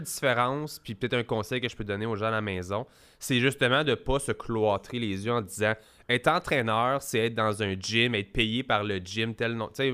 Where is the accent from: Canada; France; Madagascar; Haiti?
Canada; Quebec; chez nous au Québec